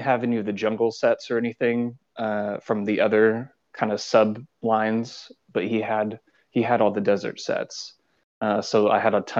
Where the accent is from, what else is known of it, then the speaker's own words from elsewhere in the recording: United States; I'm from the United States.